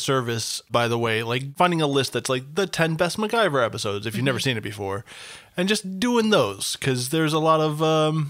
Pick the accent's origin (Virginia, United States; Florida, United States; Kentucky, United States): Virginia, United States; Fancy Gap; moved away; I do not know her, but since she is a native Virginian, and I am from Fancy Gap